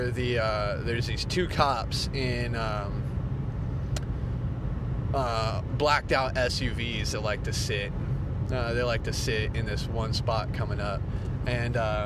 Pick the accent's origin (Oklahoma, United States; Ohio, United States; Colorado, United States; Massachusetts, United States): Oklahoma, United States; moved away; I'm from Oklahoma, and I love Oklahoma